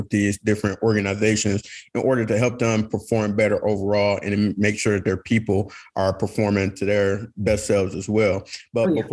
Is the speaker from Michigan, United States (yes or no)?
yes; Detroit, Michigan, United States; we're from Detroit